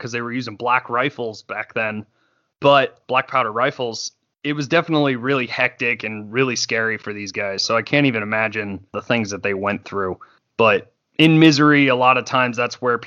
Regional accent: Pennsylvania, United States; Being a kid growing up in Pennsylvania

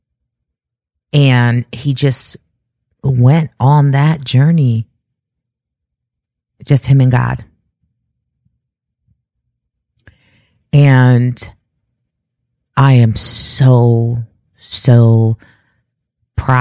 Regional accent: Chicago, Illinois, United States; moved away; also born or lived in California / Kentucky; Chicago, I tell people this, even though that is my hometown

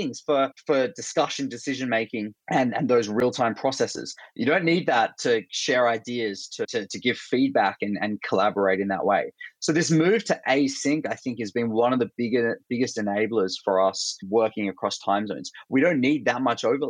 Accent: Australia; accent: Australian; moved away as an adult; also born or lived in Bay Area, United States; I'm originally Australian. That's my accent

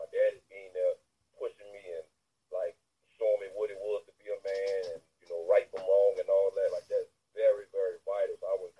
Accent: New Orleans, Louisiana, United States; I was born in the Ninth Ward. Okay. I was in the Ninth Ward, then I eventually moved to the East.

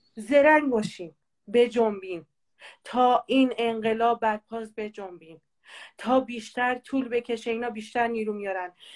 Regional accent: Kurds, Kurdistan, Iran

